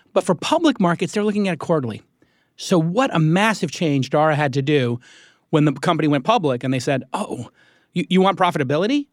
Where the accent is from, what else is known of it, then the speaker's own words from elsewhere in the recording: New York, United States; moved away; I'm a New Yorker